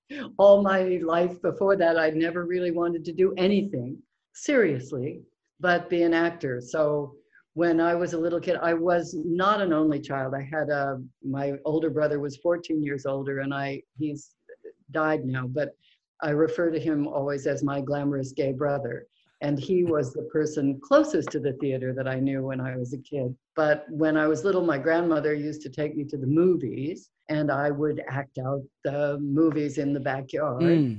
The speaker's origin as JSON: {"language": "English", "town": "Oakland", "region": "California", "country": "United States", "tie": "born or raised there", "said": "because I grew up in Oakland, California, on Fruitvale Avenue, an avenue that some people might know."}